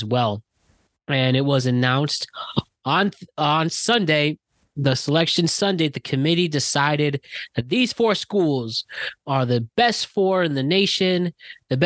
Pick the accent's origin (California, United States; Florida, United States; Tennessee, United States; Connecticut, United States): Connecticut, United States; growing up in Connecticut